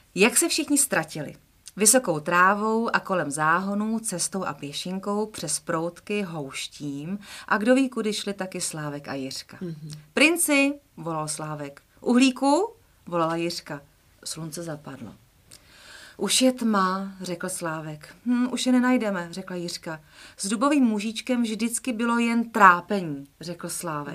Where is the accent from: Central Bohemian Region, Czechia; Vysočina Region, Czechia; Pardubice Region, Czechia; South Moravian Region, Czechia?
Central Bohemian Region, Czechia; Votice; Já totiž jsem z Votic